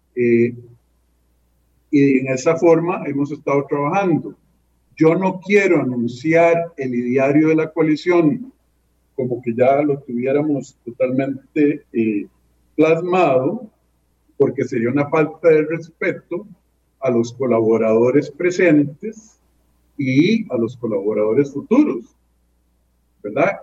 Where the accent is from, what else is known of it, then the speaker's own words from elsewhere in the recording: San José, Costa Rica; moved away as an adult; Yo nací en ese barrio porque mi mamá vivía cerca de su papá